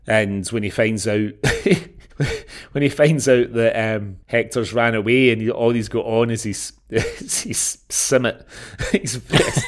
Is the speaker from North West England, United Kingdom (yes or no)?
no; Scotland, United Kingdom; we're from Scotland